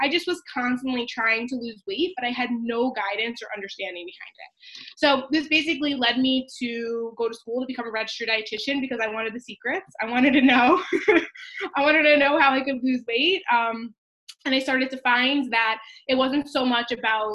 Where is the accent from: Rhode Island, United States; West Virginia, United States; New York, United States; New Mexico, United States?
New York, United States; Long Island; I grew up on Long Island, New York